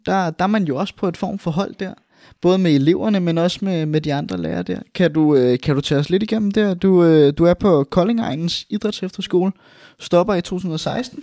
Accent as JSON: {"language": "Danish", "town": "Albertslund", "region": "Capital Region of Denmark", "country": "Denmark", "said": "i Albertslund, hvor, hvor vi kommer fra"}